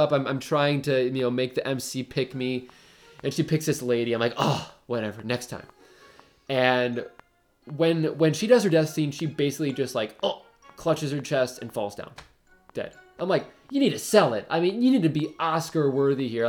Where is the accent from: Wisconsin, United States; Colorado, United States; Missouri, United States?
Wisconsin, United States; Brookfield; I said Brookfield, Wisconsin